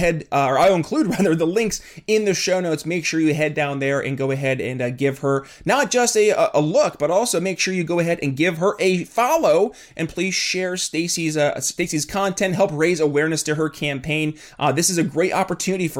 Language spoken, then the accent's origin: English; upstate New York, United States; now in Philadelphia, United States; I'm from New York, not New York City. I'm from upstate New York